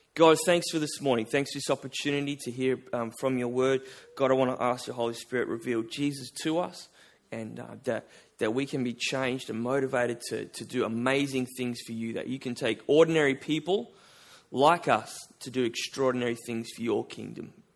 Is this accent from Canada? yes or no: no; Albany, Western Australia, Australia; I'm from Albany. Uh, it's about four hours south of here.